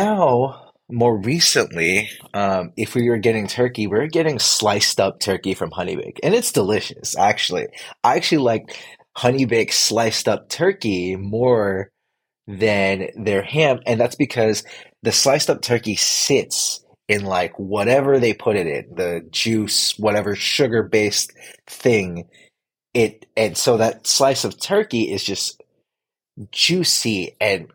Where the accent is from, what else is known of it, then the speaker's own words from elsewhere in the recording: Philippines; Filipino, and I don't know if being Filipino has anything to do with it, but it just wasn't something we did.